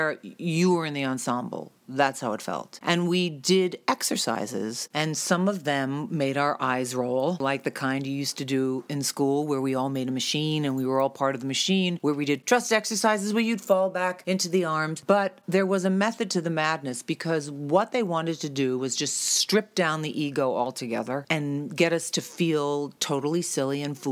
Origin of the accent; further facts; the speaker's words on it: New York, United States; moved away as an adult; now in New Jersey, United States; I live in Jersey, but I'm really from New York.